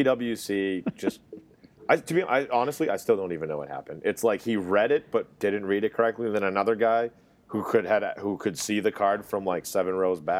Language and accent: English; New England, United States; also born or lived in London; New England Patriots, my hometown.